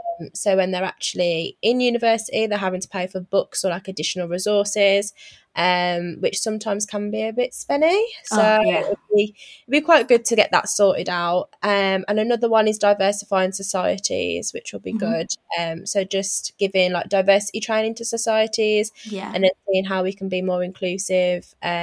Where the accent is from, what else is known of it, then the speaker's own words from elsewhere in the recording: Wolverhampton, West Midlands, United Kingdom; born there; also born or lived in Thailand / Bedford; I was born in Wolverhampton. I was born at New Cross Hospital. I did move away. I lived in Thailand and I lived in Bedford for a while.